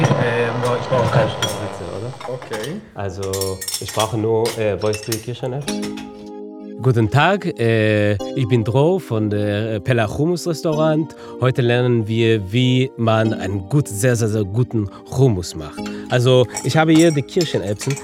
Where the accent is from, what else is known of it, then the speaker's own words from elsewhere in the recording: Jaffa, Tel Aviv District, Israel; ich bin 24 20 Jahre alt und ich komme aus Jaffa